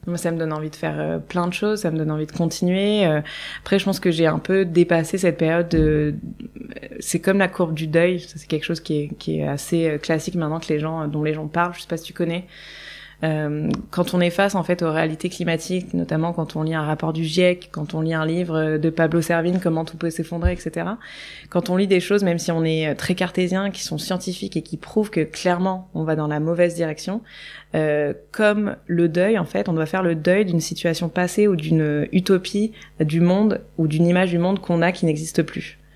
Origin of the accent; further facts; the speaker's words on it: Nice, Provence-Alpes-Côte d'Azur, France; moved away as an adult; also born or lived in Paris / Hong Kong; j'ai grandi à Nice euh, au soleil, avec le ciel bleu, au bord de la mer